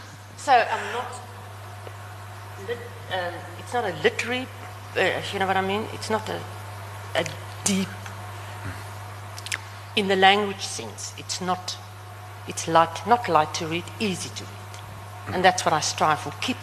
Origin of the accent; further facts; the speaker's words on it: Namibia; accent: Namlish; But remember, I speak Namlish, and my accent is also very...